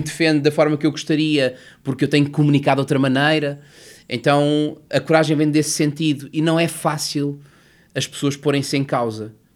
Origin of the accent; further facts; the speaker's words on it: Lisbon, Portugal; also born or lived in Covilhã; eu nasci na Covilhã em 1980 e os meus pais separaram-se quando eu tinha um ano e, portanto, eu regressei e vim para Lisboa muito cedo.